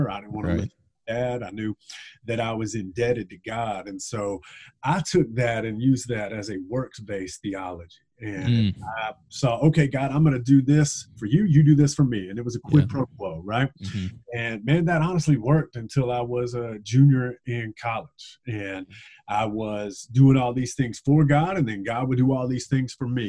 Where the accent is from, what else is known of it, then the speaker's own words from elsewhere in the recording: Gilbert, South Carolina, United States; moved away as an adult; also born or lived in Charleston, South Carolina; now in North Carolina, United States; I grew up in a small town in South Carolina called Gilbert, South Carolina